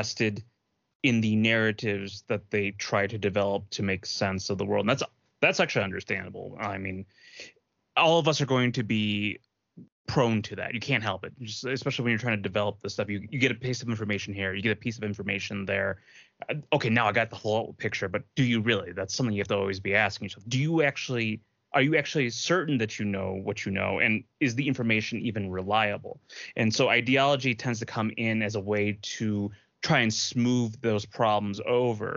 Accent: United States

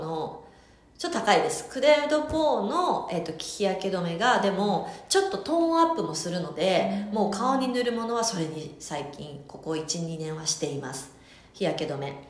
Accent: Hokkaido, Japan; 私はねあの北海道出身ですが

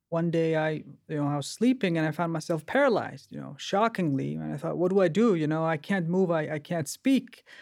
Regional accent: Denmark; also born or lived in Bulgaria; So I was born in Bulgaria, and then they moved to Denmark um, in hope of a better life. So we went to a refugee camp. So I was in a refugee camp initially, but luckily I got out of that camp. But we, I grew up in a sort of ghetto like. area.

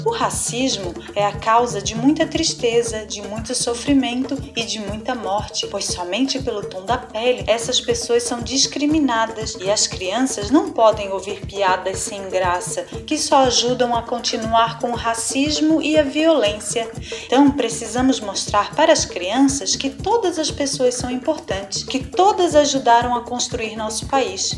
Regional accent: Brazil; Todos nós somos brasileiros

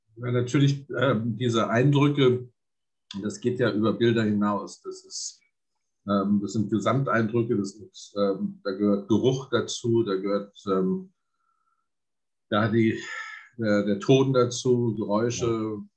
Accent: Berlin, Germany; also born or lived in Essen / Kronberg im Taunus; now in Vienna, Austria; Ich bin in Essen geboren, äh, aber da bin ich, bin ich wirklich nur im Kinderwagen spazieren gefahren und äh, dann über Kronberg und Taunus, ähm, dann mit ähm, mit acht Jahren in Berlin gelandet

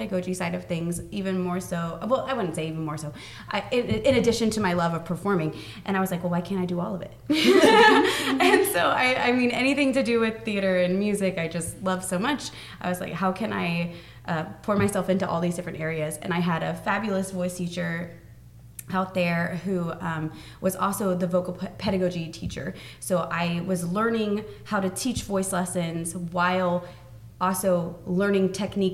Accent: Lakeland, Florida, United States; born and raised in Lakeland

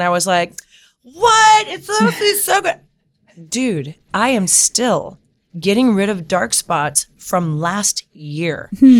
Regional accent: California, United States; also born or lived in New York; I was born and raised here in California. So I moved to New York for 10 years.

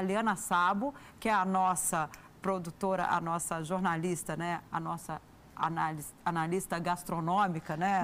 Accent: Rio Grande do Sul, Brazil; Eu nasci no Rio Grande do Sul

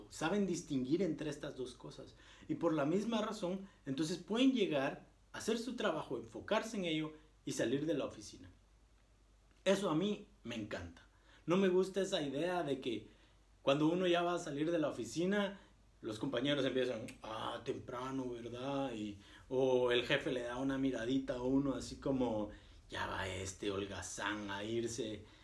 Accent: Guatemala; now in Germany; No se imaginan la cantidad de alemanes que uno conoce y yo les digo, eh, ah, pues mira que yo vengo de Guatemala

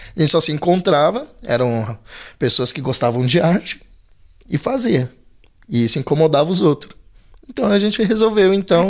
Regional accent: São Paulo, Brazil; also born or lived in Belenzinho, São Paulo; Eu nasci no Belenzinho. E aí, com três anos, minha família vem pro Ângela

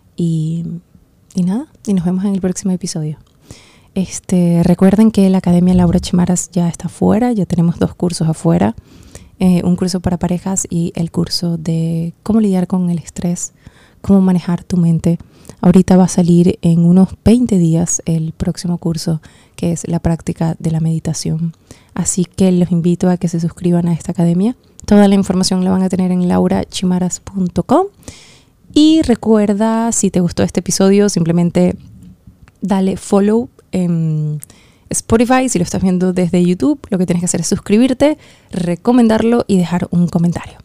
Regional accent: Venezuela; en Venezuela, en mi país

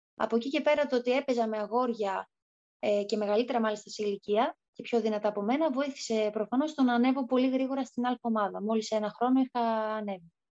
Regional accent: Thessaloniki, Central Macedonia, Greece; moved away as an adult; στην πόλη μου. Η Κωνσταντινούπολη είναι τρει-τέσσερι ώρε μέχρι Θεσσαλονίκη

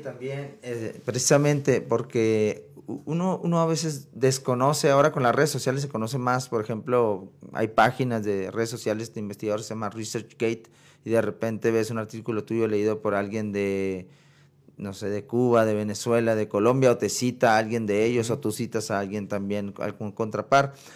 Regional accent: Sonora, Mexico; moved away as an adult; now in Chihuahua, Mexico; yo soy sonorense, o sea, vecino de ustedes

